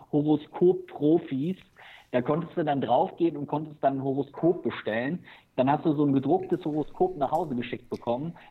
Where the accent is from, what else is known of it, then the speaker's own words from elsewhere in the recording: Germany; ich habe in den Niederlanden studiert, ich bin hier direkt an der Grenze zu den Niederlanden aufgewachsen